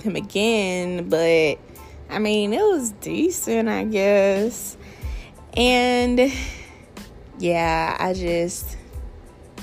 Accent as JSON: {"language": "English", "region": "Alabama", "country": "United States", "said": "I'm from Alabama."}